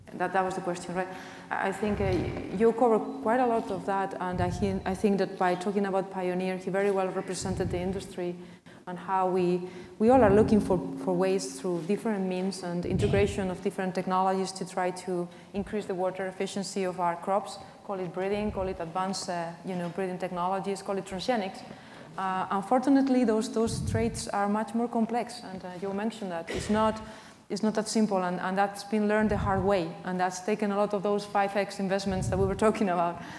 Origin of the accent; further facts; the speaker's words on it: Spain; moved away; I'm coming from Spain.